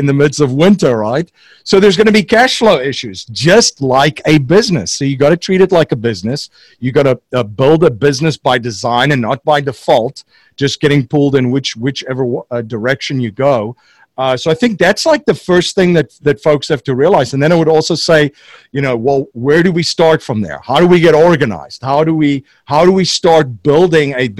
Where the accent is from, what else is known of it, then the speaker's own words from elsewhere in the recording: South Africa; moved away as an adult; now in Newtown, United States; I'm originally from South Africa, came to the States in the early